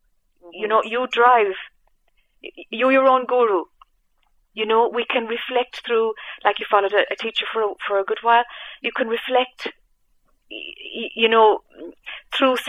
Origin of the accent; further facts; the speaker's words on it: Ireland; I'm Irish